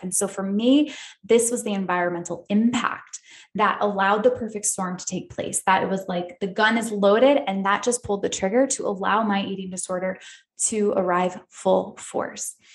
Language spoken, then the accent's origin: English; upstate New York, United States; moved away as an adult; also born or lived in Australia; now in California, United States; I grew up in upstate New York